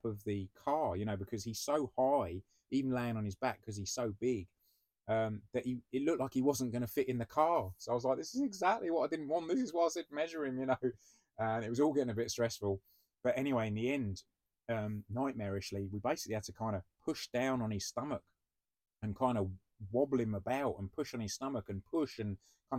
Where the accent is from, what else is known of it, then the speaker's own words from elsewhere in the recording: United Kingdom; we're British